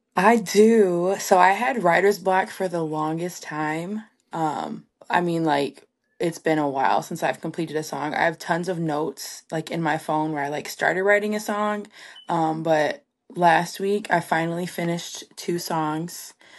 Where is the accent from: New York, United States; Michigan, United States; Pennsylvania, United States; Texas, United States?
Michigan, United States; Three Rivers; also born or lived in Kalamazoo, Michigan; my hometown, Three Rivers